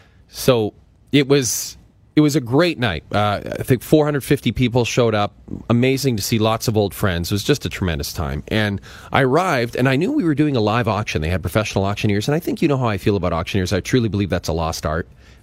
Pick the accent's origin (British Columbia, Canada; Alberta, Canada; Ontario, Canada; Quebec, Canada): Alberta, Canada; Athabasca; born or raised there